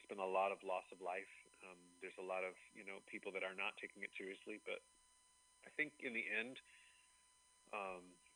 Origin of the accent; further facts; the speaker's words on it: Dayton, Ohio, United States; also born or lived in New York / Nashville; now in Atlanta, United States; I'm originally from Dayton, Ohio.